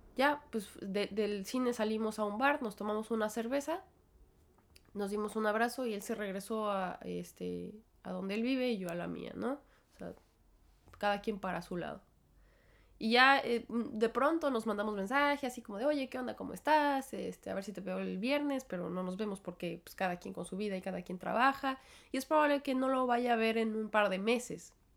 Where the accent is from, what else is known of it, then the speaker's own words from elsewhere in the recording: Mexico; moved away as an adult; now in New York, United States; creció en México, igual que yo